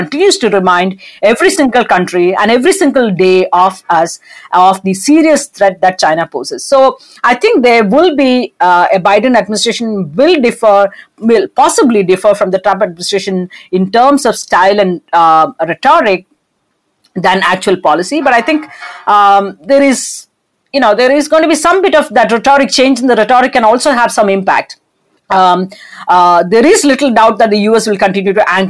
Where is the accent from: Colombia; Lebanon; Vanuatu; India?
India; as an Indian